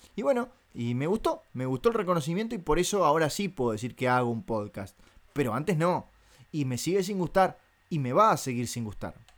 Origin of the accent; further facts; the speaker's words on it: Montevideo, Uruguay; yo soy uruguayo